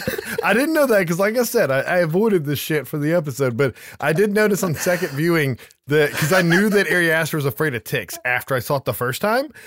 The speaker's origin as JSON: {"language": "English", "country": "United States", "said": "as an American"}